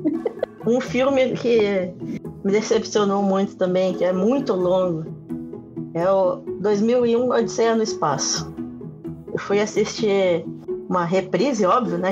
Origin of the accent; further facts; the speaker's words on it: Brazil; Eu sou brasileiro.